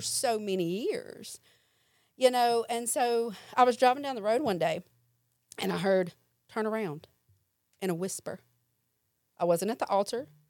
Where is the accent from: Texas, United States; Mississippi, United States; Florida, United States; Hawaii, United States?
Mississippi, United States; Jackson; I stayed with my mom and my stepdad, and then I would visit my grandmother in South Jackson. And so I had friends here, friends there